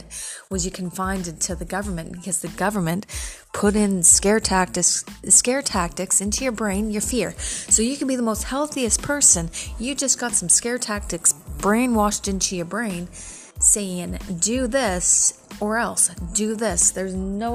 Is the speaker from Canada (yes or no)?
yes; Canada; as a Canadian citizen myself